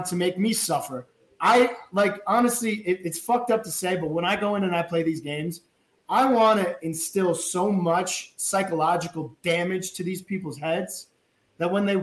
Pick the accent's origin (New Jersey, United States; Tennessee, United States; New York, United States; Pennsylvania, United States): New Jersey, United States; I'm from New Jersey.